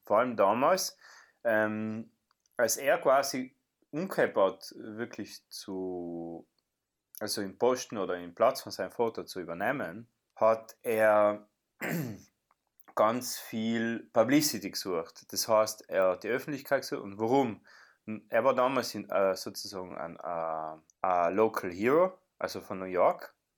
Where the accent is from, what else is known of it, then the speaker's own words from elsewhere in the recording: South Tyrol, Trentino-Alto Adige, Italy; wir als Südtiroler